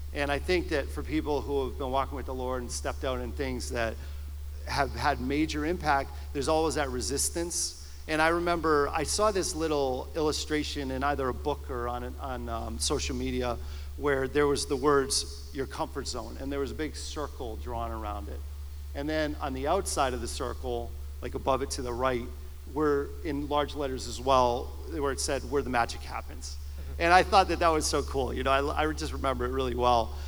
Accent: Simsbury, Connecticut, United States; moved away as an adult; also born or lived in Massachusetts; I grew up in Simsbury, and in the late 90s, it was 98, I was in my late 20s and I had moved up to Massachusetts

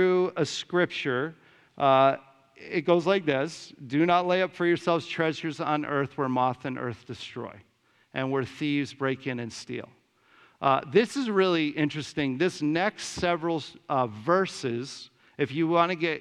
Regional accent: Simsbury, Connecticut, United States; moved away as an adult; I grew up in Simsbury

